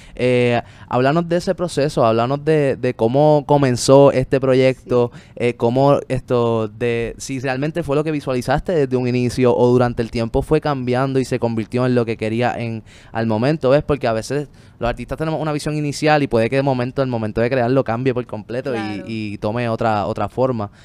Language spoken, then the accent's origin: Spanish; Puerto Rico; desde niños a todos nos lo muestran aquí, por lo menos en Puerto Rico